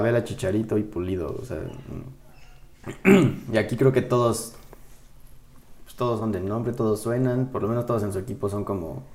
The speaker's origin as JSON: {"language": "Spanish", "country": "Mexico", "said": "nosotros como mexicanos"}